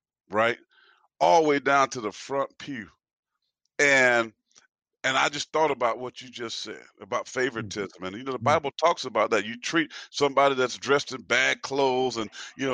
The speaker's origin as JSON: {"language": "English", "region": "South Carolina", "country": "United States", "tie": "born or raised there", "said": "from Payson, South Carolina, with 10 brothers and sisters, mom that adopted 3 kids on top of hers, you know, just poor family that loved Jesus with the church"}